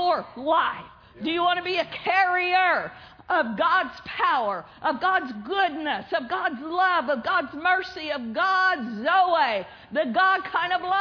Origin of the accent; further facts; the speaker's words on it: Pawnee, Oklahoma, United States; moved away; my hometown, Pawnee, Oklahoma, at my brother's church